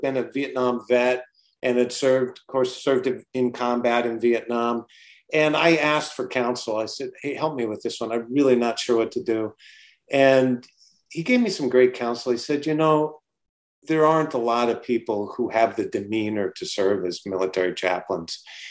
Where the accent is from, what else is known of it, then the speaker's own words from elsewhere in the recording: Seattle, Washington, United States; I grew up in Seattle, so always in love with the sea